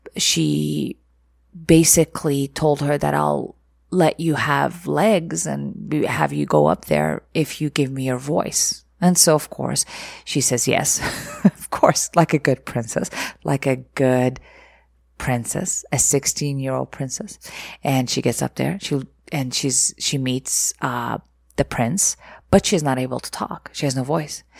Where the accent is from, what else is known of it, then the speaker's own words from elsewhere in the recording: Egypt; moved away; I was, uh, raised in Egypt or growing up in Egypt